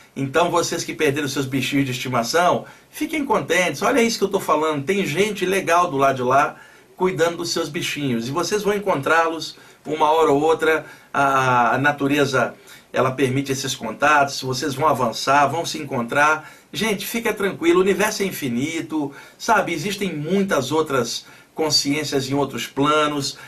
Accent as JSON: {"language": "Portuguese", "region": "Rio de Janeiro", "country": "Brazil", "moved": "yes", "lives_now": "São Paulo, Brazil", "said": "sou do Rio, mas eu moro aqui há muitos anos"}